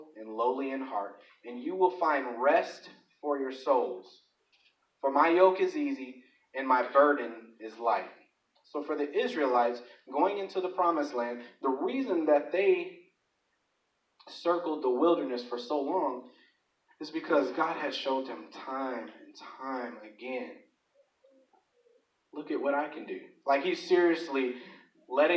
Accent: Chicago, Illinois, United States; I grew up in Chicago

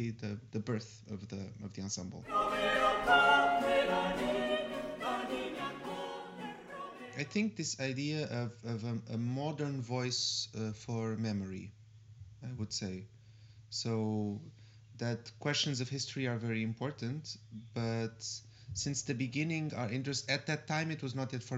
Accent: Portugal; moved away; I come from Portugal

